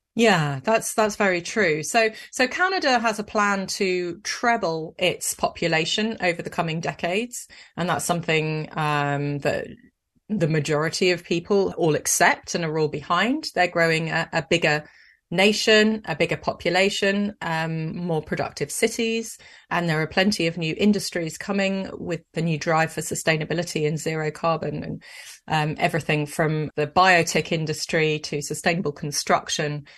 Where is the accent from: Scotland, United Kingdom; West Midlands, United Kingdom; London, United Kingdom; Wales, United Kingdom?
Scotland, United Kingdom; I was born in Scotland